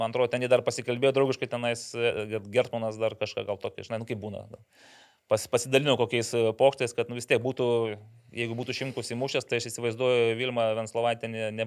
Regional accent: Lithuania; kaip mes lietuviai nemėgstame susispaudę sėdėti

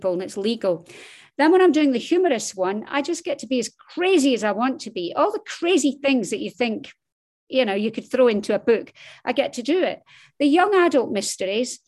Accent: Scotland, United Kingdom; accent: Scottish; also born or lived in Dundee, Scotland; As you can tell from my accent, I am Scottish

